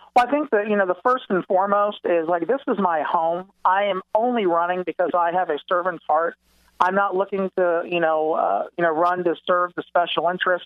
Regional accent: Windermere, Florida, United States; also born or lived in Winter Garden, Florida; I grew up in the Dr. Phillips Windermere area my whole life

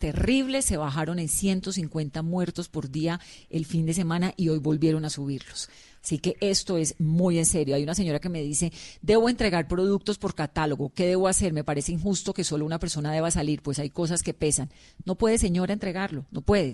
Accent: Colombia; como colombiana me enternezco

